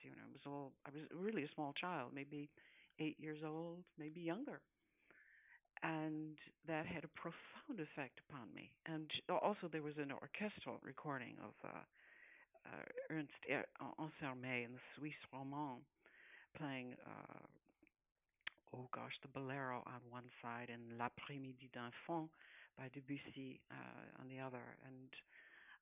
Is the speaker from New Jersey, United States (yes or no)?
no; Detroit, Michigan, United States; I was born in Detroit, Michigan, and that's where I grew up